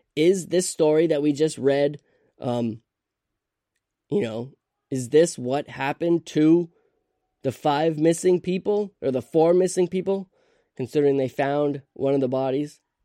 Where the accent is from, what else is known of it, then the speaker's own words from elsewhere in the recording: Vermont, United States; I'm from Vermont